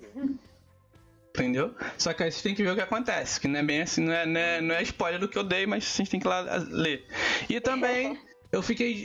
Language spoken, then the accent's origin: Portuguese; Brazil